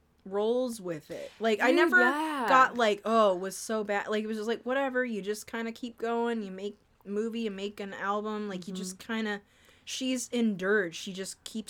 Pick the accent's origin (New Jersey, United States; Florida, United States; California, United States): California, United States; Anaheim; And I'm from Anaheim. Area. My hometown's Anaheim, so it's real close.